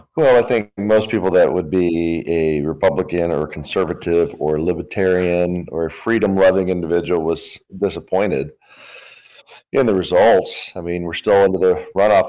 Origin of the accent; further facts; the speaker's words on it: United States; It's where I was born and raised